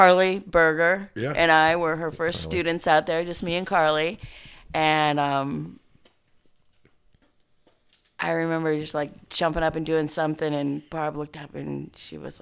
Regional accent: Boulder, Colorado, United States; I grew up in Boulder, Colorado

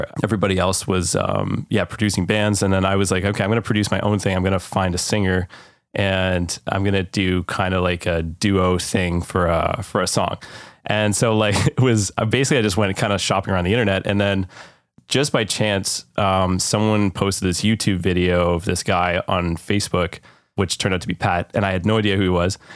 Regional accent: Canada; as a Canadian

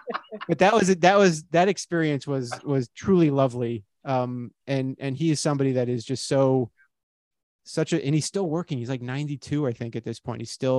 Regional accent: Miami, Florida, United States; I grew up in Miami

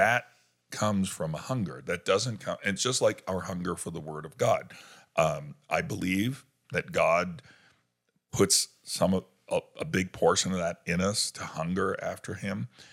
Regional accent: New York, United States; moved away; I grew up in New York

